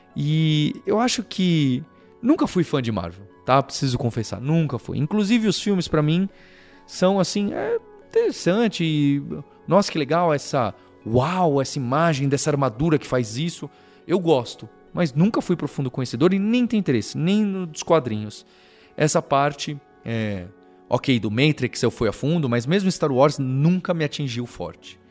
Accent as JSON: {"language": "Portuguese", "region": "São Paulo", "country": "Brazil", "tie": "born or raised there", "said": "A primeira cidade, a melhor cidade do mundo é a São Paulo, é onde eu nasci, onde eu cresci e onde eu vivo"}